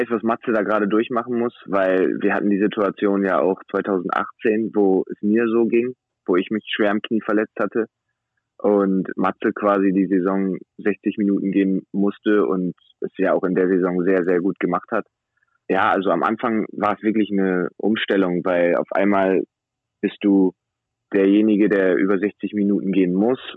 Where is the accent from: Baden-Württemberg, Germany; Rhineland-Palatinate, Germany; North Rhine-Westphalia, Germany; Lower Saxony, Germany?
Lower Saxony, Germany; Wilhelmshaven; also ja, ich komme aus Wilhelmshaven, das ist meine Heimatstadt.